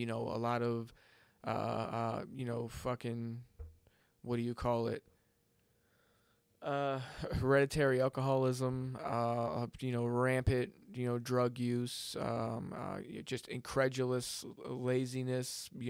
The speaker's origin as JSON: {"language": "English", "region": "Florida", "country": "United States", "tie": "born or raised there", "said": "And then, of course, I grew up in South Florida, which is a whole anomaly in itself."}